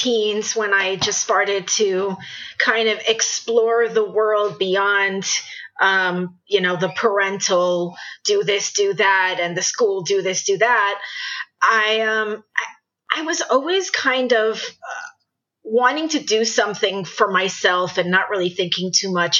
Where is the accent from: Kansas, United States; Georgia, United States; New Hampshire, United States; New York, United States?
New York, United States; New York City; moved away as an adult; also born or lived in Northeast United States; I'm originally from New York City. I have had a very interesting and rich life, and I've lived throughout the Northeast. But I did start out and lived in New York City for most of my life